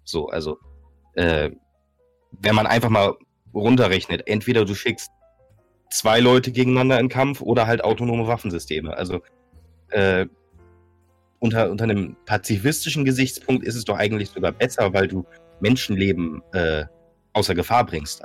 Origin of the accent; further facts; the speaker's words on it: Northern Germany, Germany; ich bin, ich bin Norddeutscher